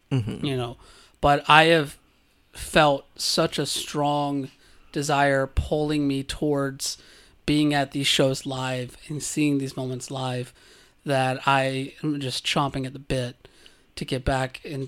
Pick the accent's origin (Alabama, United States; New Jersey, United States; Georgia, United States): Georgia, United States; Gender, on the other hand, let me tell you, growing up in South Georgia, you bottle up a lot.